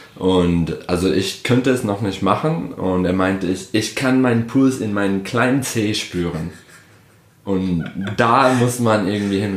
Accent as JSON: {"language": "German", "town": "Detroit", "region": "Michigan", "country": "United States", "also_born_or_lived": "Berlin, Germany", "second_language": "German", "moved": "as an adult", "lives_now": "Germany", "said": "ich komme aus Detroit, Michigan."}